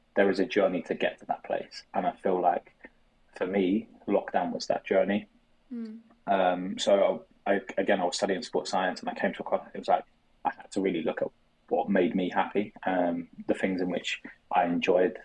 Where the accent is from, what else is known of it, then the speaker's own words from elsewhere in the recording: London, United Kingdom; I'm from South London.